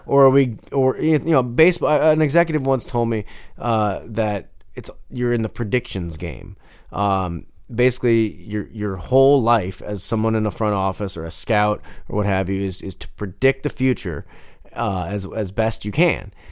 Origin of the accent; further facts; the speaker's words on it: Denver, Colorado, United States; I wasn't just some guy from Denver. I was some guy from Denver that liked toasted ravioli